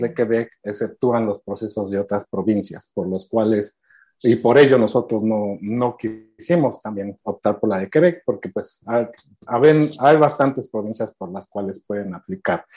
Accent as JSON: {"language": "Spanish", "country": "Mexico", "tie": "born or raised there", "moved": "as an adult", "lives_now": "Canada", "said": "tengo 14 años viviendo aquí, soy originario de México."}